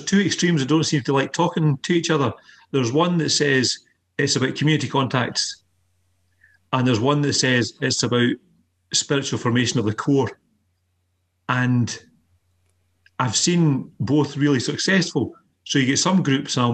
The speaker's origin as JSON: {"language": "English", "region": "Scotland", "country": "United Kingdom", "said": "we're Scottish"}